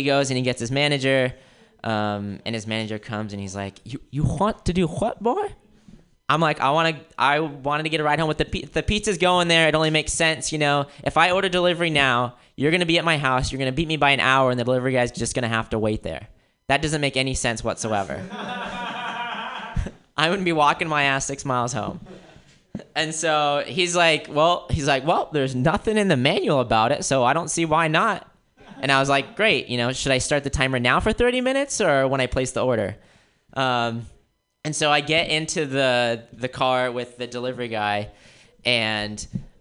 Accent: Florida, United States; moved away; also born or lived in Wisconsin; I grew up in Florida, and after Florida, I moved out to Wisconsin

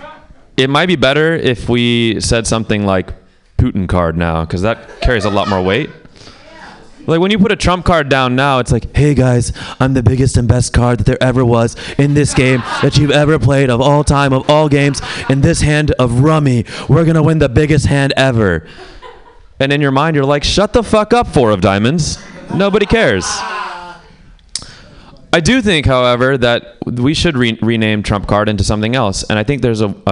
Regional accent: Pakistan; I'm Pakistani

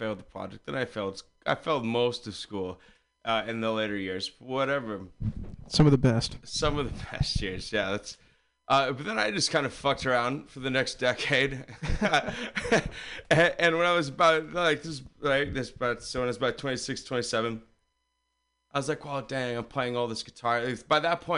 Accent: San Carlos, California, United States; I'm from San Carlos, just out on the peninsula.

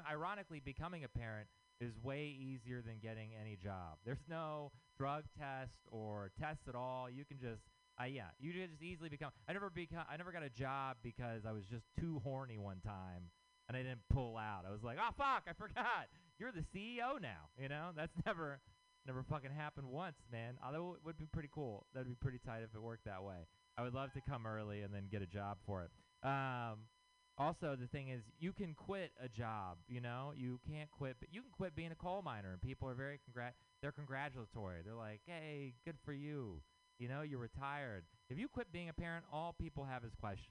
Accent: Texas, United States; moved away; I'm from Texas

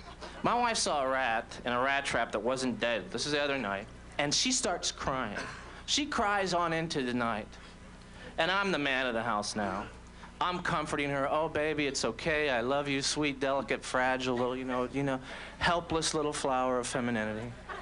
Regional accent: Orlando, Florida, United States; So, I'm from Orlando originally, which isn't...

